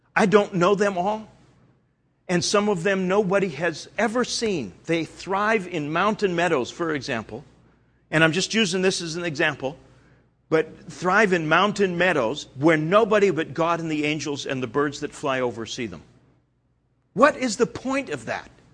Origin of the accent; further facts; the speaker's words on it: Canada; I'm Canadian